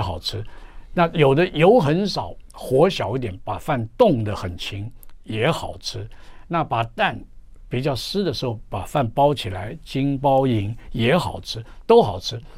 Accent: Taiwan; also born or lived in Jiangnan; 我们台湾人，像台湾人烧饭就很随便

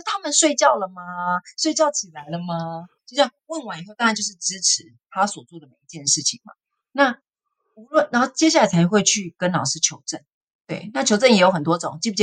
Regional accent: Taipei, Taiwan; also born or lived in Hsinchu; 我是在新竹出生，我爸爸妈妈为了我们的就读，搬到台北市的大安区

